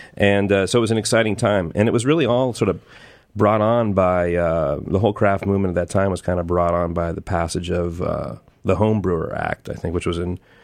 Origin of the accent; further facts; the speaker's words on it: Southern California, United States; moved away as an adult; I grew up in Southern California